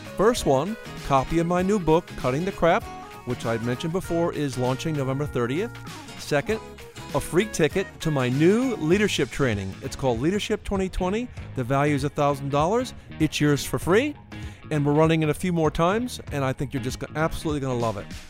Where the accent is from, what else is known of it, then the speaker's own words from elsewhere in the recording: United States; moved away; I'm born in the States, but, uh, I'm an Irish citizen too